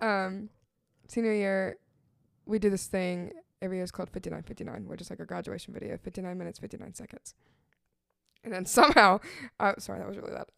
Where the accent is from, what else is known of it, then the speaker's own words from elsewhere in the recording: Nashville, Tennessee, United States; growing up in Nashville